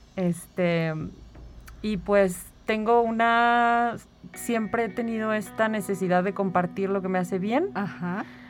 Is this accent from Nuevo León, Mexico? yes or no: no; San Luis Potosí, Mexico; also born or lived in Mexico City; yo soy de aquí de San Luis Potosí